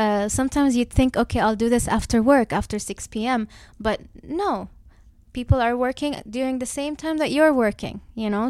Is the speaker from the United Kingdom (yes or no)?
no; Dubai, United Arab Emirates; I'm born and raised in Dubai